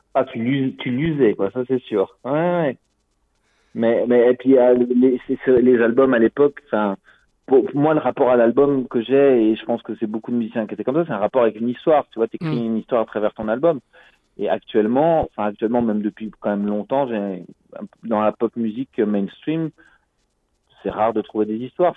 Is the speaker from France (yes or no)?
yes; France; now in Brussels, Belgium; je suis français d'origine mais j'habite à Bruxelles depuis une vingtaine d'années.